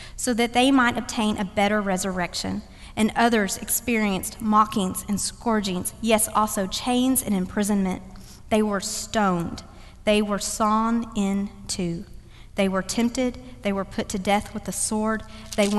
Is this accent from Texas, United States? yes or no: yes; Dallas, Texas, United States; now in Cary, United States; run in Dallas, always run in my hometown